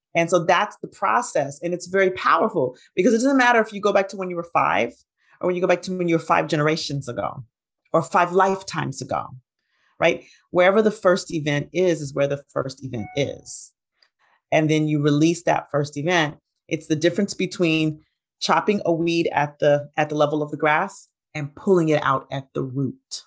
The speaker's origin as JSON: {"language": "English", "town": "Huntsville", "region": "Alabama", "country": "United States", "tie": "born or raised there", "moved": "yes", "lives_now": "Atlanta, United States", "said": "I grew up in Huntsville, Alabama"}